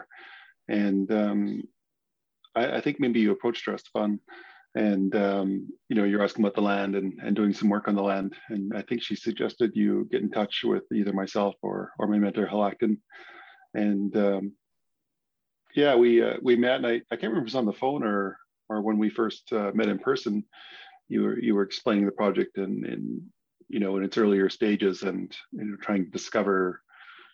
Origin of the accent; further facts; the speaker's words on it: Squamish Nation, British Columbia, Canada; I'm from the Squamish Nation